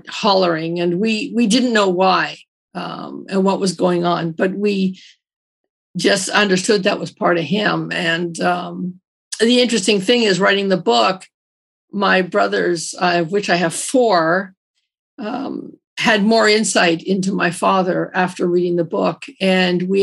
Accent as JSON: {"language": "English", "town": "Toronto", "region": "Ontario", "country": "Canada", "tie": "born or raised there", "said": "I grew up in Toronto, but I grew up in a very Newfoundland family."}